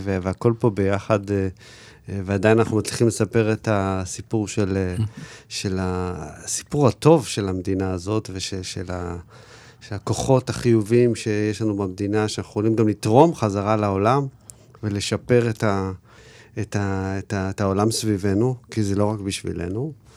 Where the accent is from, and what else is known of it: Israel